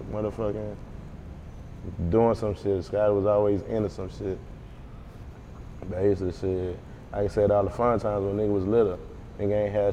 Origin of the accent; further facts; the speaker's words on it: Baton Rouge, Louisiana, United States; growing up in Baton Rouge